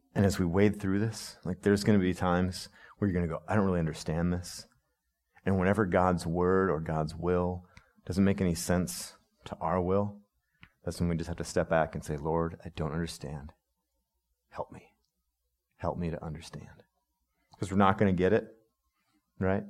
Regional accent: United States; as American people

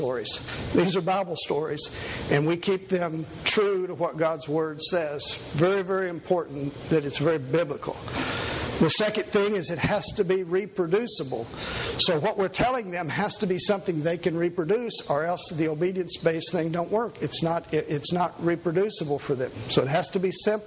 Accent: Kentucky, United States; I was born here in Kentucky. And was raised in a very poor family

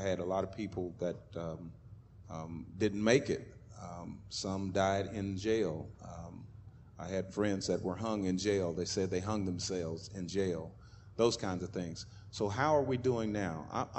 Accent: Tulsa, Oklahoma, United States; I was raised in Tulsa. I was born in Tulsa, raised here, went to school here. I was born here in 1951.

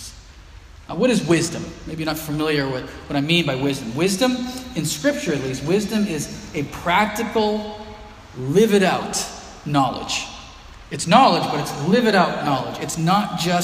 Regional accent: Haverhill, Massachusetts, United States; Cornell Road where I grew up here in Haverhill

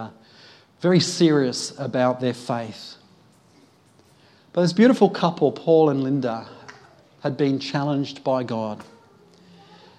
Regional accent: United Kingdom; being British myself

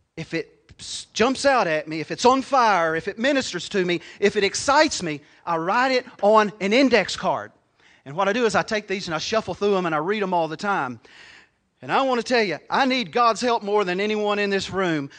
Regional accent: United States; I was born in Crittenden County

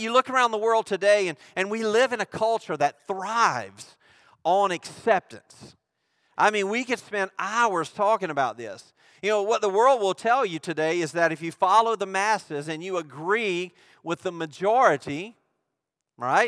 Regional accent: Mississippi, United States; I'm from Mississippi

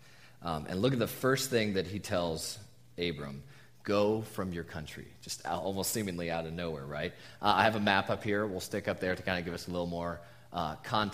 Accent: Southern California, United States; moved away as an adult; also born or lived in Tucson, Arizona; we're SoCal natives originally, but spent the last 5 years before moving here in the desert

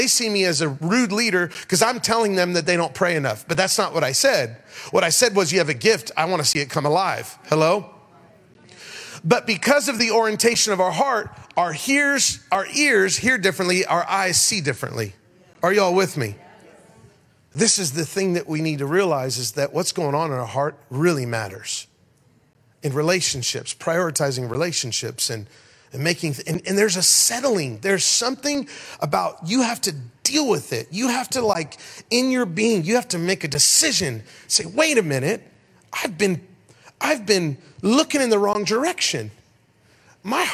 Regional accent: Denver, Colorado, United States; It's 100 miles out of Denver, Colorado, my hometown

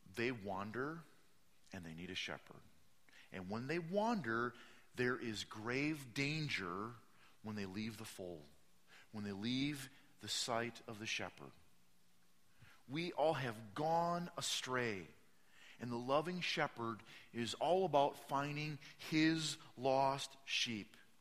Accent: Midwest, United States; I'm from the Midwest

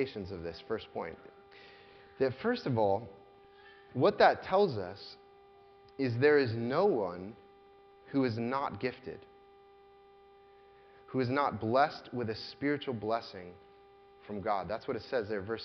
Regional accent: United States; As American Christians

